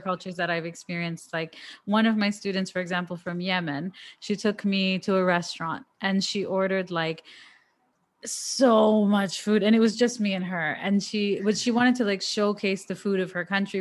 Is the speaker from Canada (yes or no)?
yes; Canada